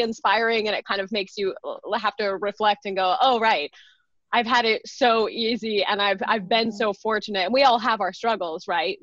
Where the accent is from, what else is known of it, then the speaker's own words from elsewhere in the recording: rural Texas, United States; moved away; also born or lived in Chicago; I grew up gay in Texas in the 80s and 90s, right? And I was in rural Texas